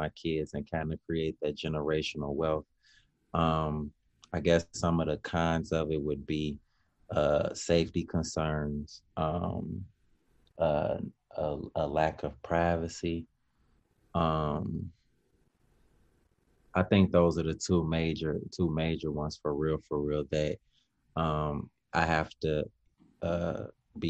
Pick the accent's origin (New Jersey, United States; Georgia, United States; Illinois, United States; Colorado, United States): Illinois, United States; Chicago; growing up in Chicago